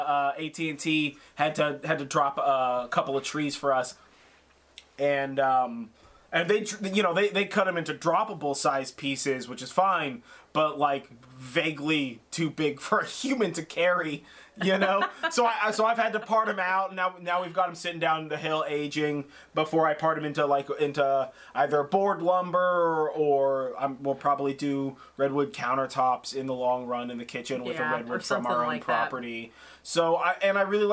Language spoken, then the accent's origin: English; Sonoma, California, United States; I grew up in Sonoma, I grew up in a small town